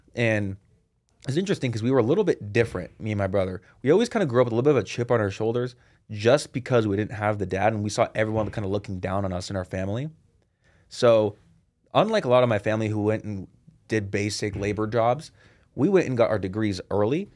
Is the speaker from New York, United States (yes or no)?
no; Seattle, Washington, United States; I was born and raised in Seattle